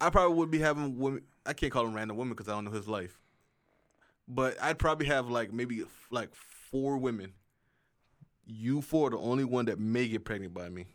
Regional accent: South Carolina, United States; South Carolina's a state, a school in my home state.

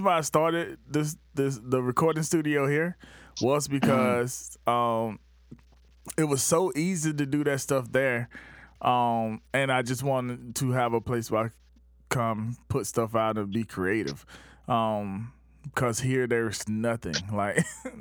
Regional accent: Batesburg-Leesville, South Carolina, United States; now in Charleston, United States; I say, Batesburg, Leesville

